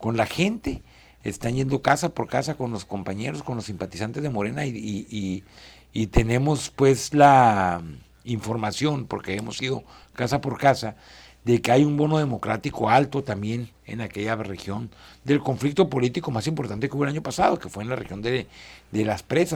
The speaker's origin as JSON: {"language": "Spanish", "region": "Chihuahua", "country": "Mexico", "said": "soy un chihuahuense"}